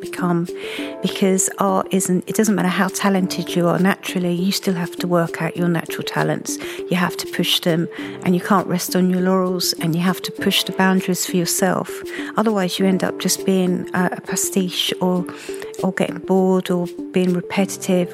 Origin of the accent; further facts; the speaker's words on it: Margate, South East England, United Kingdom; Growing up in Margate